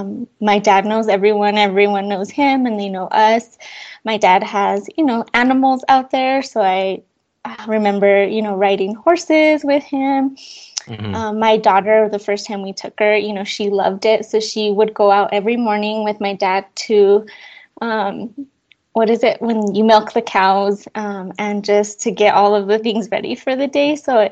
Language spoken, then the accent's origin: English; Chihuahua, Mexico; now in United States; And I'm originally from Mexico. I was born in Chihuahua, Mexico.